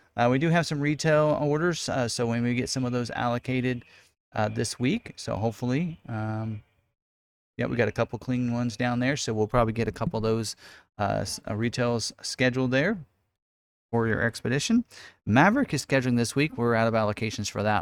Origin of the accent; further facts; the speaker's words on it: Lawrence, Kansas, United States; also born or lived in Salina, Kansas / Emporia, Kansas; I actually am born and raised in Lawrence, Kansas